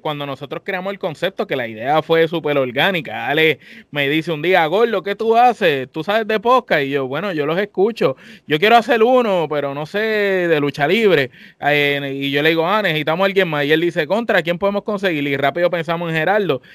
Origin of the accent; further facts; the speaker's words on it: Puerto Rico; somos boricuas los tres y que te tenemos aquí, todos somos boricuas los cuatro